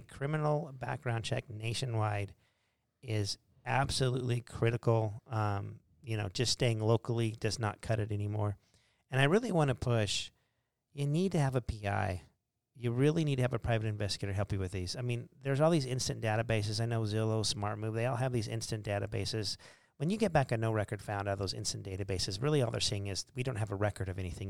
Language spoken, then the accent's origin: English; Arizona, United States; I'm a native Arizonan, but I feel like I have Montana roots